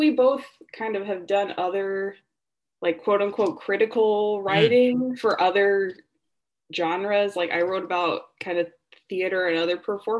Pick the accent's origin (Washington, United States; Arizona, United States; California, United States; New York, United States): Washington, United States; Seattle; moved away as an adult; now in Los Angeles, United States; I'm from the Seattle area originally, and I moved to LA about 4 years ago.